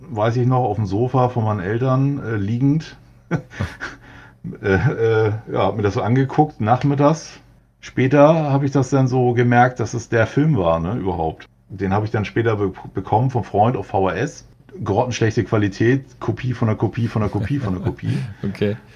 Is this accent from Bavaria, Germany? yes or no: no; Hamburg, Germany; Ja, also ich komme aus Hamburg, äh, bin hier geboren, äh, lebe hier und bleibe hier auch.